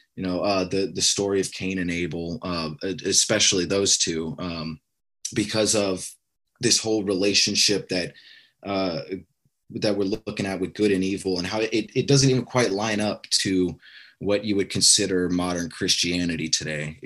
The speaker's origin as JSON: {"language": "English", "region": "Alaska", "country": "United States", "tie": "born or raised there", "said": "me growing up in Alaska"}